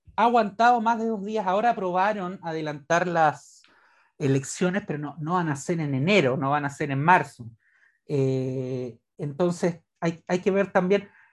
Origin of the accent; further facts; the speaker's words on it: Chile; como chileno